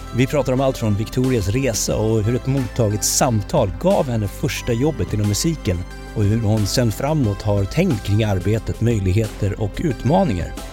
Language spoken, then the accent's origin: Swedish; Sollentuna, Stockholm County, Sweden; jag kommer från Rotebro